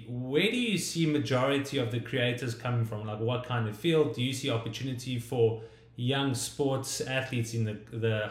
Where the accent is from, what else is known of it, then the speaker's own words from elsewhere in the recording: South Africa; I come from South Africa